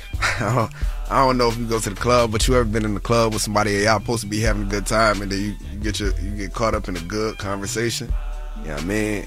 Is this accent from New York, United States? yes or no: yes; Syracuse, New York, United States; my hometown, hometown, like in Syracuse